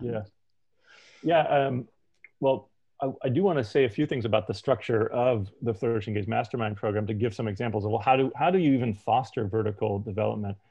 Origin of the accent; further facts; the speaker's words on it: United States; I'm American and I'm gay